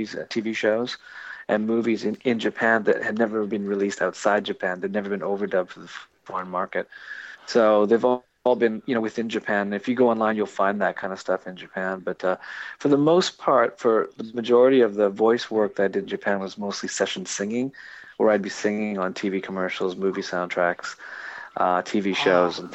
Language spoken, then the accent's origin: English; Saskatoon, Saskatchewan, Canada; I was born in Saskatoon, Saskatchewan, Canada. And actually, my guy that a little bit older than me that I went to school with is named Kim Coates